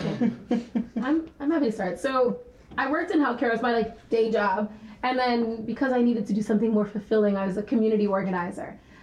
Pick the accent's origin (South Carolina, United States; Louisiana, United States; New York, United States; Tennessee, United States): New York, United States; New York City; I'm from the Bronx, I'm born and raised there, I still live there.